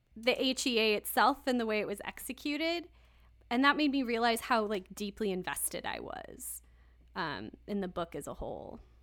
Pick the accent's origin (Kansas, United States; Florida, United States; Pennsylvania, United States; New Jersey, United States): Kansas, United States; I grew up in Kansas.